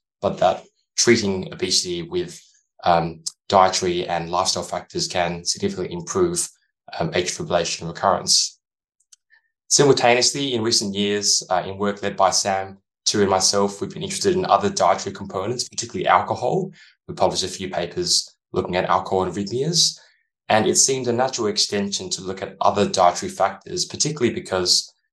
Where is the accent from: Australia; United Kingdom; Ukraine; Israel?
Australia; Adelaide, South Australia; moved away as an adult; also born or lived in San Francisco, United States; recently I've returned to my hometown of Adelaide in Australia